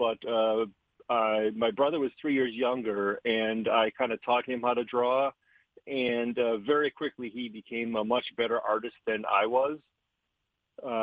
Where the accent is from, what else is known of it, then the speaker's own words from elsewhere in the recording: Milwaukee, Wisconsin, United States; I grew up in Milwaukee, Wisconsin